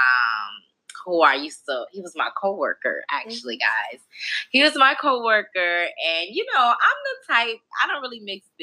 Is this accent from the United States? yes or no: yes; Chicago, Illinois, United States; moved away as an adult; now in Atlanta, United States; I'm originally from Chicago, and I moved to Atlanta in 2014